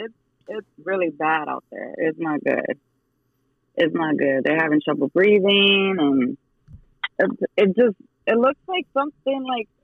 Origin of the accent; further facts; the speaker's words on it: New York City, New York, United States; now in Reading, United States; I am from Redding. Well, no, I'm from New York City, but I moved to Redding in like 1996, a long time ago.